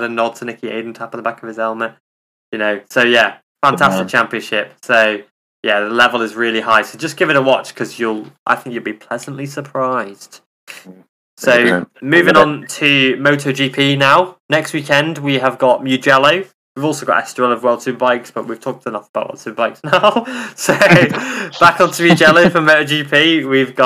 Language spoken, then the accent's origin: English; England, United Kingdom; I'm English